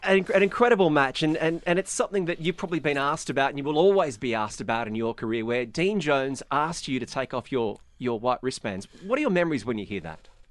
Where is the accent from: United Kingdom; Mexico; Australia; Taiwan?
Australia; as an Australian, I'm very fortunate that I was a child of nineteen nineties cricket in Australia